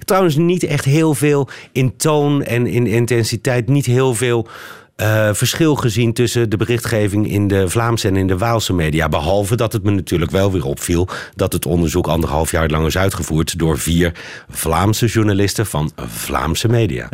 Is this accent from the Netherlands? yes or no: yes; Netherlands; wij Nederlanders